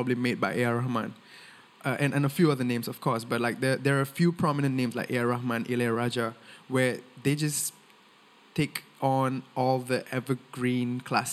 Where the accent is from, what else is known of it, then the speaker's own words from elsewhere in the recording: Singapore; first language Tamil; I'm born and raised in Singapore. I speak Tamil at home with my family